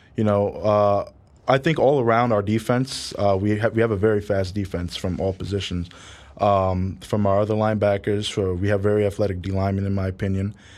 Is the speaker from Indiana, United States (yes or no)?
no; New York City, New York, United States; also born or lived in Bronx, New York; I was born and raised in Harlem